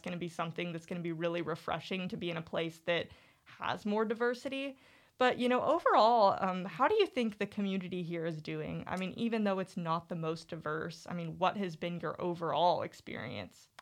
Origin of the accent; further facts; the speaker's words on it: Eureka Springs, Arkansas, United States; I'm from Eureka Springs